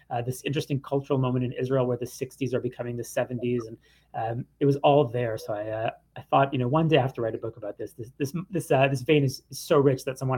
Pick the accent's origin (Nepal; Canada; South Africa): Canada; I mean, I grew up with …. I'm Canadian, and of course, … was always playing in the background when I was a child.